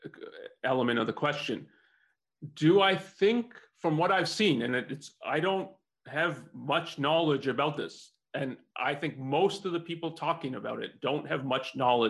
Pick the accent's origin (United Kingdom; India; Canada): Canada; now in United States; so I'm not a US, I wasn't born in the US, I came from Canada.